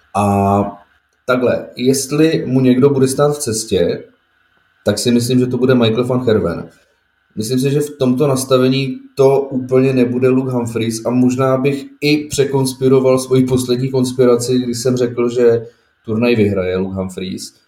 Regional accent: Bohemia, Czechia; tady u nás v Čechách

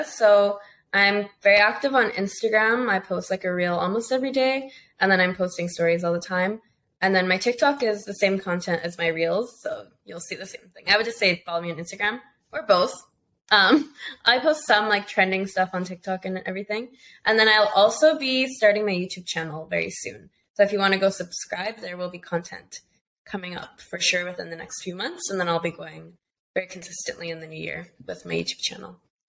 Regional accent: Costa Rica; born there; No, so my family, I was born in Costa Rica.

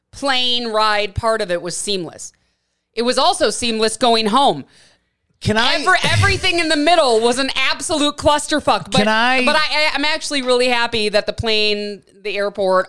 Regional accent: Wisconsin, United States; I'm from Wisconsin

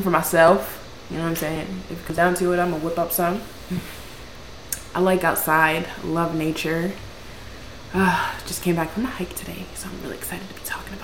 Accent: Pennsylvania, United States; I'm from downtown Pennsylvania. I currently reside in Philadelphia, like Northwest Philadelphia

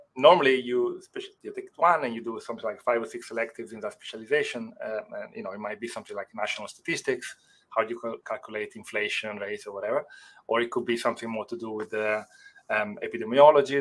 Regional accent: Italy; English is a second language; moved away as an adult; also born or lived in Rotterdam, Netherlands; now in Netherlands; I grew up in Italy, and I hardly spoke any English.

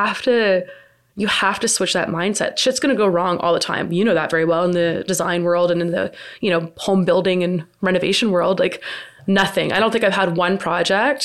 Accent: Mississauga, Ontario, Canada; I grew up in South Mississauga

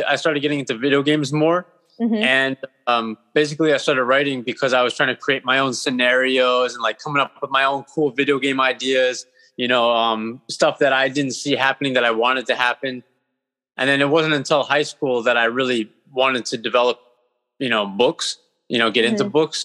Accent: Hawthorne, New Jersey, United States; now in Bloomfield, United States; originally I was from Hawthorne, and then I live in Bloomfield at the moment.

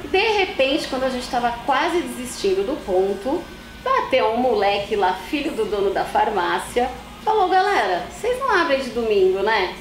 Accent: São Paulo, Brazil; Nasci em São Paulo, ali na região da Moca, sou paulistana

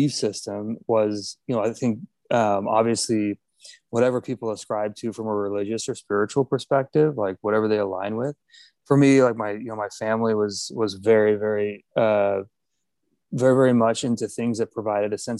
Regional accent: Miami, Florida, United States; I grew up in Miami

